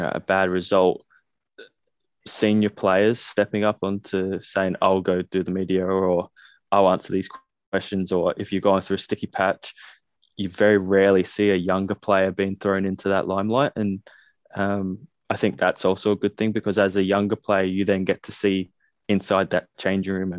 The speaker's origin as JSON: {"language": "English", "country": "Australia", "tie": "born or raised there", "accent": "Australian", "moved": "yes", "said": "growing up in Australia"}